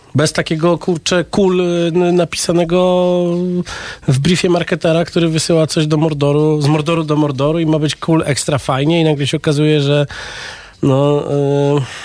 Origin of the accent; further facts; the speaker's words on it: London, United Kingdom; Pół Polak, pół Serb z Londynu.